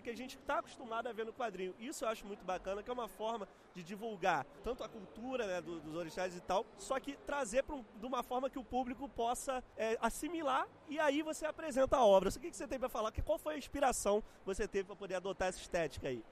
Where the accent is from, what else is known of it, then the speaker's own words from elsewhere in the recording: Bahia, Brazil; da minha terra, da Bahia